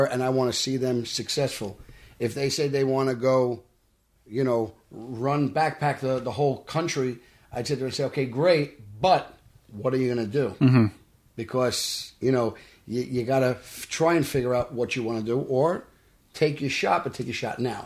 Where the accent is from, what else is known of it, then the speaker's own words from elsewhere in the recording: New York City, New York, United States; grew up in Brooklyn